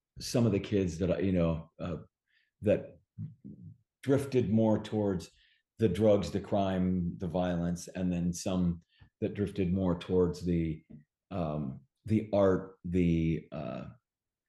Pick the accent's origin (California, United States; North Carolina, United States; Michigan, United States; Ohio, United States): California, United States; Bay Area; growing up in the Bay Area